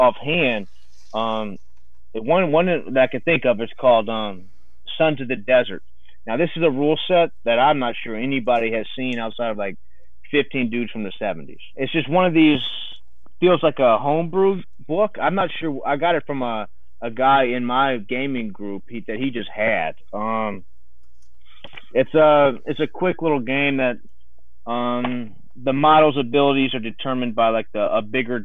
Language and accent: English; Southern Louisiana, United States; I'm from Southern Louisiana, born and raised